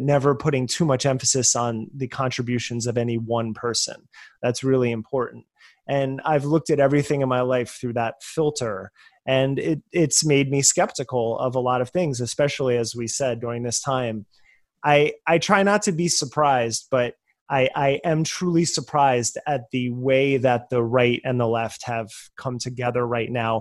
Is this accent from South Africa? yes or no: no; United States; growing up in America